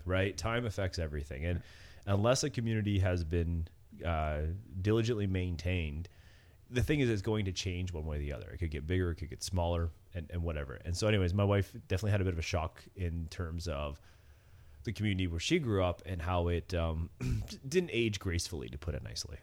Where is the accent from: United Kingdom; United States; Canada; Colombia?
Canada; Cobourg, Ontario; where I grew up in Coburg